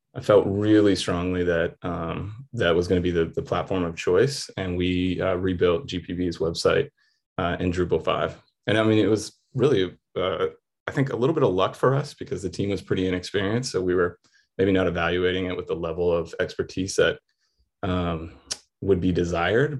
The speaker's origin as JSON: {"language": "English", "town": "Atlanta", "region": "Georgia", "country": "United States", "said": "I was from Atlanta"}